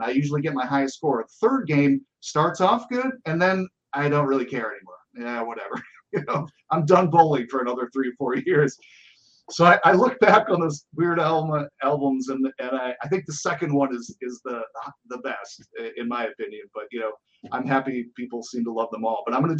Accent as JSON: {"language": "English", "town": "Buffalo", "region": "New York", "country": "United States", "said": "So I'm from Buffalo, and there's not that much to do. You go bowling."}